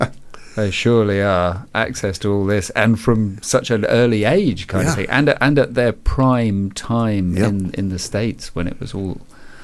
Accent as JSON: {"language": "English", "country": "United Kingdom", "moved": "yes", "lives_now": "New Zealand", "said": "No, I'm a citizen now, but yeah. A UK originally."}